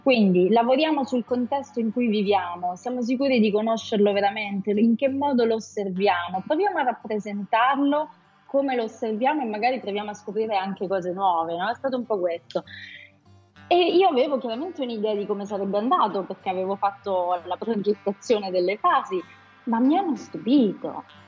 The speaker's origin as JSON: {"language": "Italian", "region": "Abruzzo", "country": "Italy", "tie": "born or raised there", "said": "io sono nata in Abruzzo, e ho un legame molto forte con questa regione"}